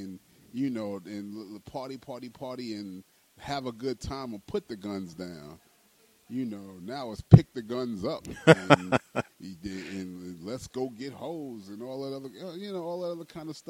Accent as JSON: {"language": "English", "town": "New York City", "region": "New York", "country": "United States", "tie": "born or raised there", "said": "I grew up in the Fort Greene Projects"}